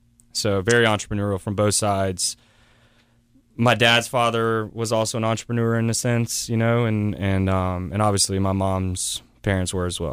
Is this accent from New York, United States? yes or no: no; West Columbia, South Carolina, United States; I was born in West Columbia, South Carolina.